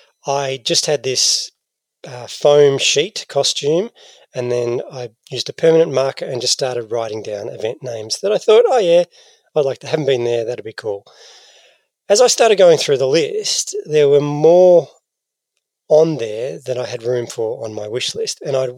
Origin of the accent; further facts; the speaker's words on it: Australia; Because I'm an Aussie, Mel, even though I was born overseas myself.